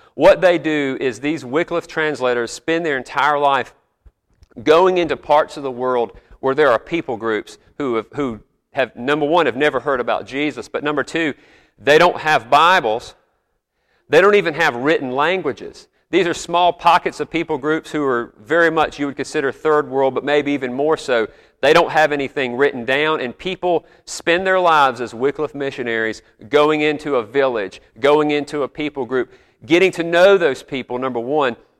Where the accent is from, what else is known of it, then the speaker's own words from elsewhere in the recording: South Carolina, United States; I'm from South Carolina, but my grandparents came from Georgia to come work at South Carolina